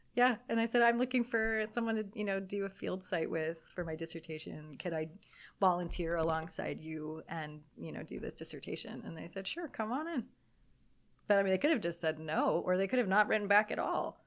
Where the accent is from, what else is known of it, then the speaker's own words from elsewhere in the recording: Southern California, United States; moved away as an adult; also born or lived in Germany; I'm from Southern California, getting to come home to Southern California. My family is here